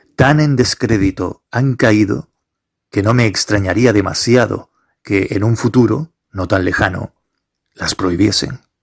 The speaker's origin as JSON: {"language": "Spanish", "area": "Gran Canaria", "region": "Canary Islands", "country": "Spain", "said": "soy de Gran Canaria"}